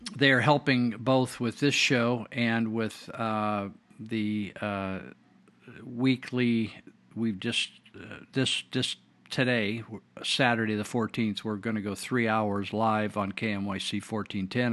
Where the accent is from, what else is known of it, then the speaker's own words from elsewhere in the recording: Yuba-Sutter area, California, United States; I was raised here in the Yuba Sutter area